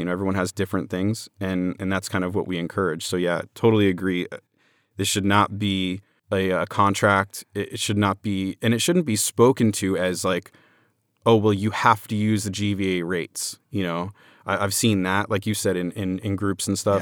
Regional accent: Orlando, Florida, United States; I'm from Orlando

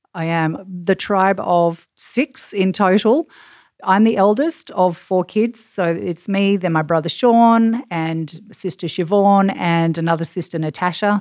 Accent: Perth, Western Australia, Australia; accent: Australian; now in New York City, United States; I am from Perth on the west coast of Australia, which is about eleven thousand miles away from New York City

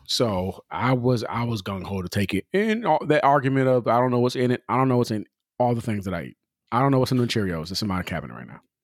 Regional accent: California, United States; I'm from Cali.

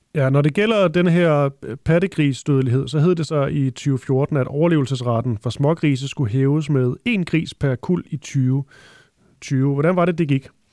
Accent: Funen, Southern Denmark, Denmark; Jeg er også fra Fyn

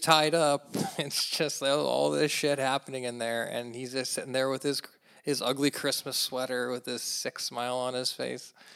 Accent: United States; as an American

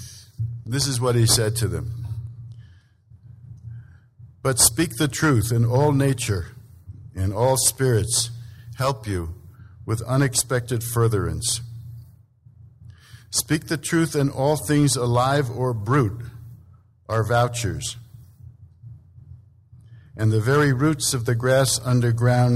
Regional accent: Massachusetts, United States; I'm from Massachusetts

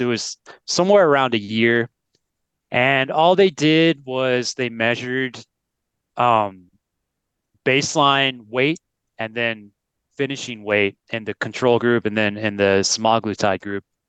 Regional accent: United States; moved away as an adult; we're both American, and so we've seen, I haven't been in the U S for eight years

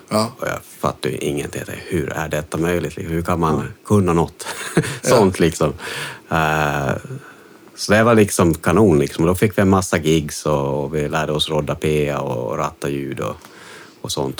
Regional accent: Jakobstad, Ostrobothnia, Finland; accent: Finland-Swedish; also born or lived in Stockholm, Sweden; now in Sweden; Jag kommer från Kolby, liksom en, en, ja. en, liten by utanför Jakobstad

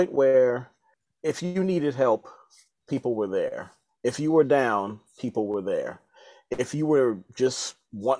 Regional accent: Baltimore, Maryland, United States; I'm originally from Baltimore, Maryland

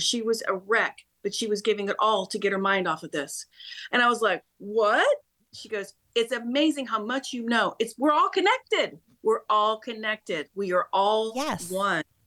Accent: Topeka, Kansas, United States; I was brought up in Kansas, believe it or not, born and raised in Topeka

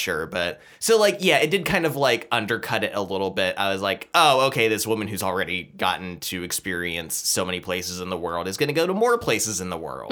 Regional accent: United States; we're American

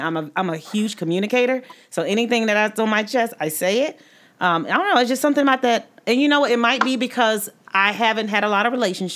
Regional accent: the South, United States; I'm from the South

